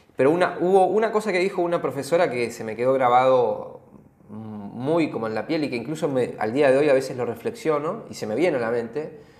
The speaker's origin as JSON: {"language": "Spanish", "country": "Argentina", "tie": "born or raised there", "said": "nosotros somos los dos argentinos, crecimos en, este país"}